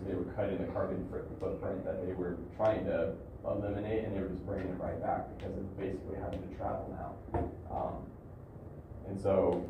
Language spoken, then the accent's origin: English; Boise, Idaho, United States; also born or lived in Meridian, Idaho; I grew up in Boise, Meridian, you know, big country farm area.